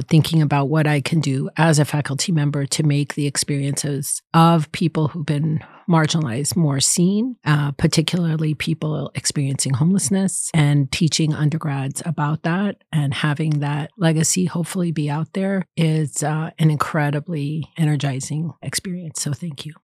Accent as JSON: {"language": "English", "region": "East Coast", "country": "United States", "tie": "born or raised there", "moved": "as an adult", "lives_now": "Berkeley, United States", "said": "I grew up on the East Coast"}